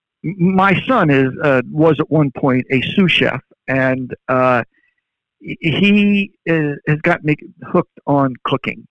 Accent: Verona, Veneto, Italy; moved away; I grew up in Verona, Italy.

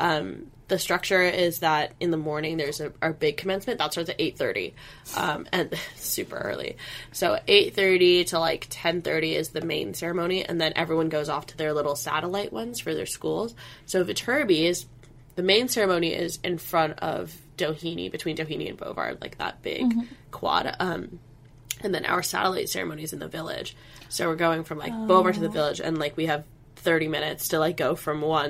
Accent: Cupertino, California, United States; I'm from Cupertino, California

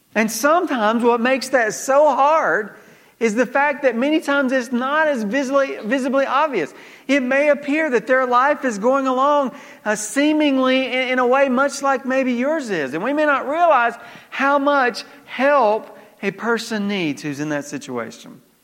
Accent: Georgia, United States; moved away; growing up in Georgia

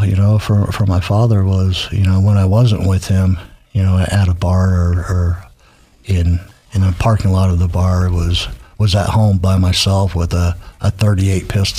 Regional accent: Barstow, California, United States; now in Boise, United States; I was born in Barstow, California, Southern California.

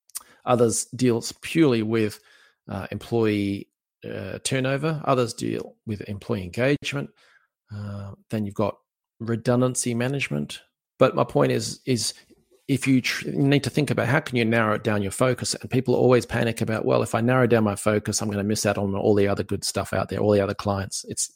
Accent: Australia; accent: Aussie; in case you want to hear my wonderful Aussie accent again.

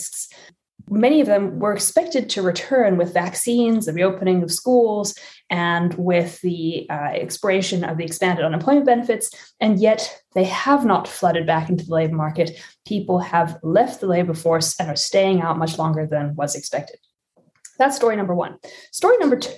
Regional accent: South Africa; moved away; I was born and raised in South Africa

